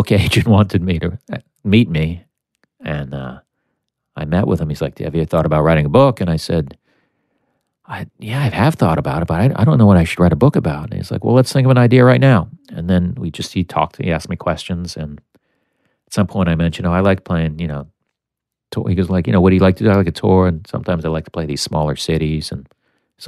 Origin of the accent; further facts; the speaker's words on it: United States; one American, which was me